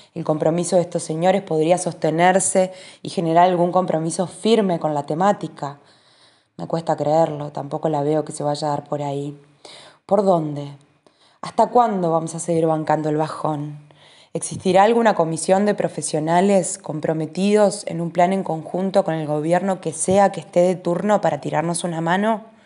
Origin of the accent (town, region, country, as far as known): Uruguay